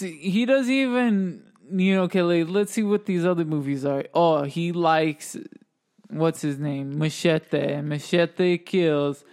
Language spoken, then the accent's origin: English; United States; where we're from, we're from America